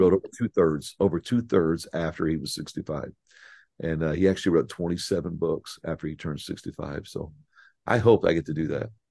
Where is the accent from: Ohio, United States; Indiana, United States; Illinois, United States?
Indiana, United States; moved away as an adult; also born or lived in East Tennessee / Texas; I'm a Hoosier. I, I grew up in Indiana